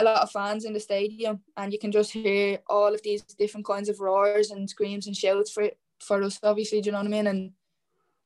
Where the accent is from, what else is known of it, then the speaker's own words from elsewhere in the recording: Ireland; representing your country